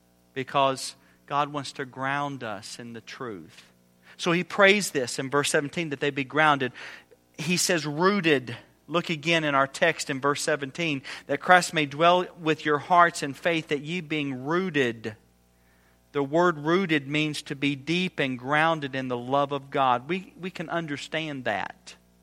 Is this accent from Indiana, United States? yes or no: yes; Indiana, United States; Well, we're from Indiana. You know anything about Indiana? We've got the best basketball in the country.